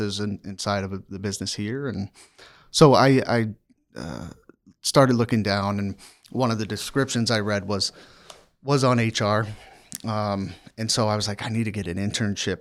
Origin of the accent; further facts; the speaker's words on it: near Annapolis, Maryland, United States; moved away; also born or lived in Washington, D.C. / Virginia; I grew up in the state of Maryland in a small town outside of Annapolis, Maryland